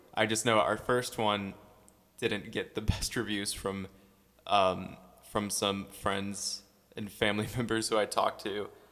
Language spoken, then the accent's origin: English; St. Louis, Missouri, United States; born and raised in Saint Louis, been in the same house for so long